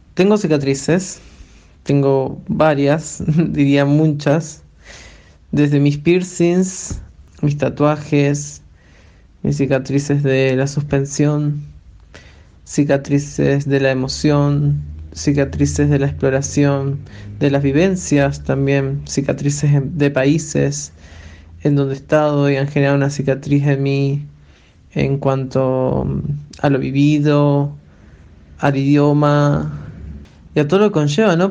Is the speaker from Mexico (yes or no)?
no; Uruguay; now in Chile; soy uruguaya y actualmente vivo en Chile